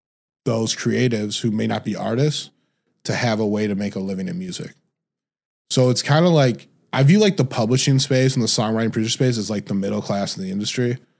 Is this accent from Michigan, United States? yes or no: yes; Detroit, Michigan, United States; moved away as an adult; also born or lived in Indiana / California; I'm originally from Detroit, Michigan.